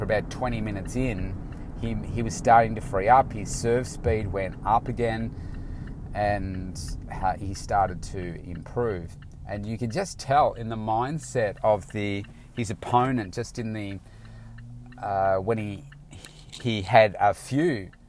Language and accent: English; Melbourne, Victoria, Australia; it's in, you know, my hometown